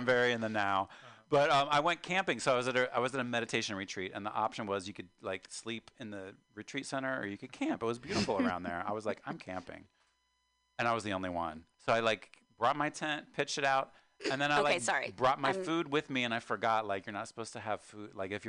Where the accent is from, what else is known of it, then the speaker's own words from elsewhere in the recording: West Virginia, United States; now in San Francisco, United States; Because, you know, that's why I came to San Francisco from West Virginia. I was like, I know I don't want to stay in West Virginia.